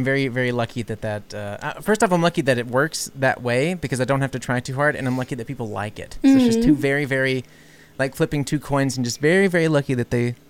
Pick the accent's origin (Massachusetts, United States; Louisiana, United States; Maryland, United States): Louisiana, United States; New Orleans; No, New Orleans. No, I mean, New Orleans is just a very liberal city in a very conservative state.